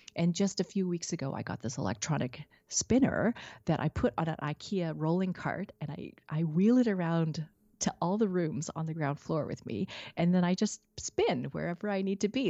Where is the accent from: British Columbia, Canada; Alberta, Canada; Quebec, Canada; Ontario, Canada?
British Columbia, Canada; Vancouver; now in Richmond, Canada; growing up in Vancouver.